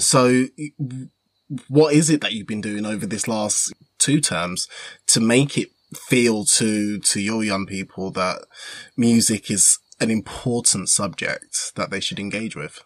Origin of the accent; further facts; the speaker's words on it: Wolverhampton, West Midlands, United Kingdom; I was born in Wolverhampton